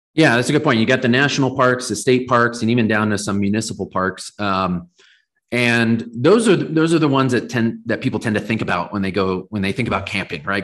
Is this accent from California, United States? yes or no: yes; Southern California, United States; now in Colorado, United States; I grew up in Southern California, and I live in Colorado now.